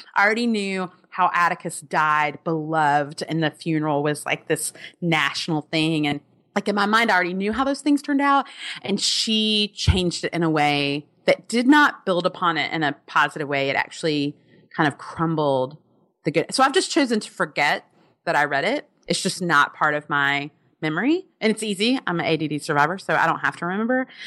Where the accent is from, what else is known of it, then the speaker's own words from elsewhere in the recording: Alabama, United States; I'm from Alabama